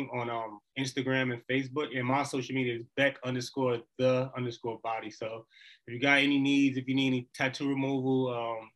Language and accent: English; New Jersey, United States; moved away as an adult; now in Arizona, United States; I'm really from New Jersey, but I'm newly moved to Arizona